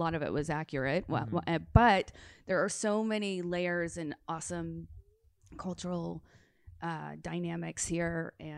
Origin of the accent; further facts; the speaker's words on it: Tennessee, United States; now in Los Angeles, United States; It took me a long time to actually really bond with LA because growing up in Tennessee, I was always like, LA people are so fake.